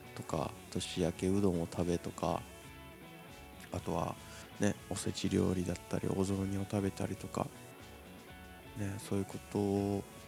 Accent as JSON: {"language": "Japanese", "region": "Shizuoka", "country": "Japan", "tie": "born or raised there", "said": "僕静岡出身なんです静岡県静岡市出身なんですよ"}